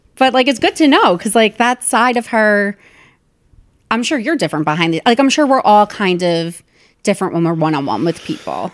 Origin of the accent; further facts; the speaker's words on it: New Jersey, United States; moved away as an adult; also born or lived in New York; my hometown in New Jersey